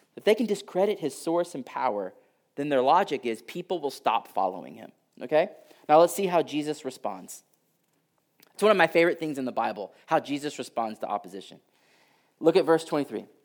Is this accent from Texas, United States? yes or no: yes; Houston, Texas, United States; I grew up in Houston and, uh, like, I can say this 'cause I'm from there